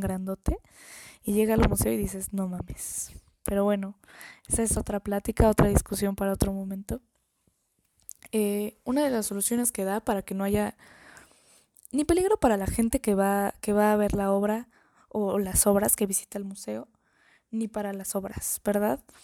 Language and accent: Spanish; Mexico; como mexicana